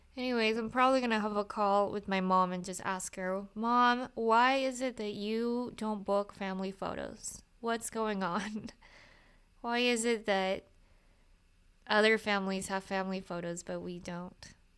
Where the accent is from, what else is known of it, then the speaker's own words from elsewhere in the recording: Utah, United States; I grew up in Utah